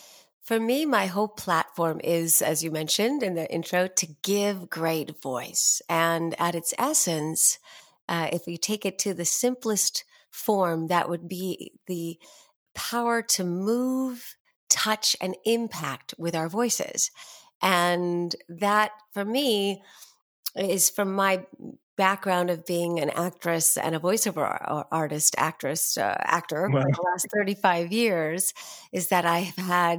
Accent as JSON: {"language": "English", "town": "New York City", "region": "New York", "country": "United States", "tie": "born or raised there", "said": "I started out as I was born and raised in New York City, and both my parents were actors, but they stopped really professionally acting by the time I was born."}